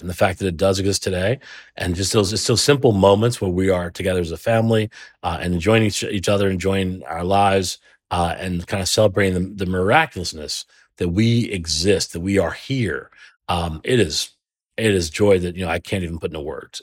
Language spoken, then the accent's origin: English; Trenton, New Jersey, United States; I'm from Trenton